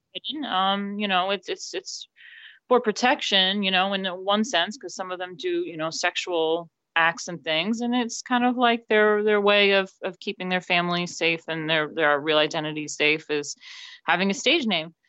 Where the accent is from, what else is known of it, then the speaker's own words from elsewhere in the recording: New York City, New York, United States; moved away as an adult; now in England; I am from New York, born and raised, my family's there